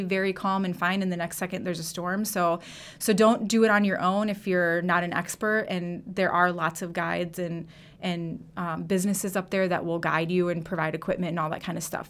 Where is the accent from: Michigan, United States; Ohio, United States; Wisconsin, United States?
Wisconsin, United States; River Falls; I grew up in River Falls